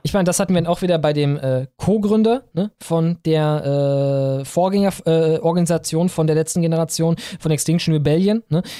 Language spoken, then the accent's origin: German; Krefeld and Cologne, North Rhine-Westphalia, Germany; Ich bin aufgewachsen in Krefeld und Köln